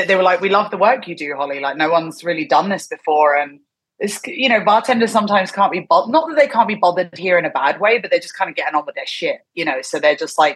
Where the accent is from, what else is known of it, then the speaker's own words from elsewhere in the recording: London, United Kingdom; moved away as an adult; also born or lived in Thailand / Korea / Hong Kong; now in Tokyo, Japan; I'm from London originally, and I didn't get in touch with the scene when I was living there, because I left the UK at 22.